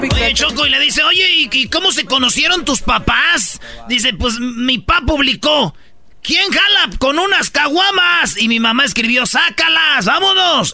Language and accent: Spanish; Michoacán, Mexico; moved away; yo soy de Michoacán